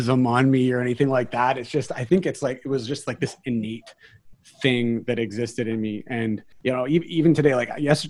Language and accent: English; New Westminster, British Columbia, Canada; I was born here in Vancouver, British Columbia. Specifically, I was born in New West, which is part of Vancouver, British Columbia.